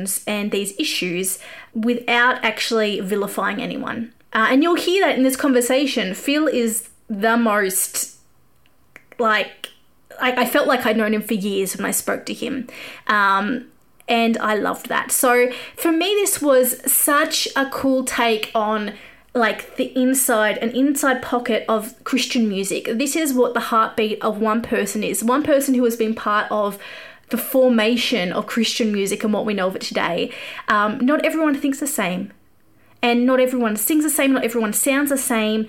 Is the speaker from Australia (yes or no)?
yes; Australia; accent: Australian; I grew up an evangelical kid. I used to sing songs on the steps at school and tell people about Jesus. And like, this would have been odd in America, but this was in Australia